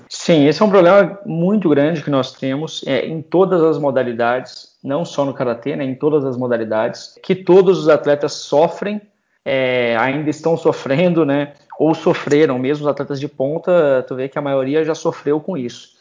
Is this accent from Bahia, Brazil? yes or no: no; Florianópolis, Santa Catarina, Brazil; Eu sou lá de Floripa